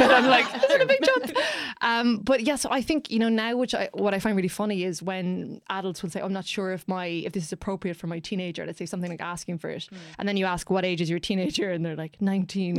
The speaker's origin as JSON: {"language": "English", "country": "Ireland", "said": "as Irish people"}